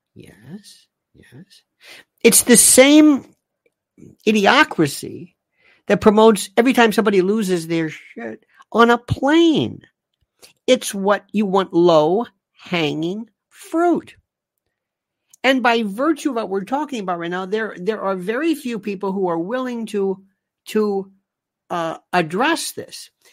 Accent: United States; I am an American

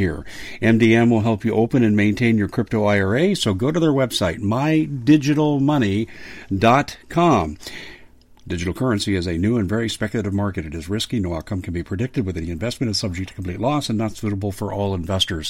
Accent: Denver, Colorado, United States; I grew up in the Denver area, and so I got to know my home state really well

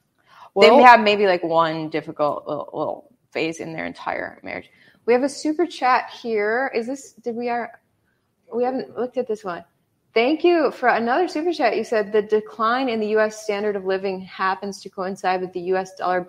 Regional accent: Minnesota, United States; I'm from Minnesota.

